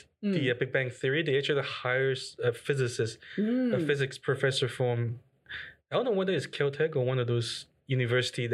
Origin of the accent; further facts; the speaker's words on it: China; English is a second language; moved away as an adult; also born or lived in Berkeley, United States; oh, yeah, I'm from China.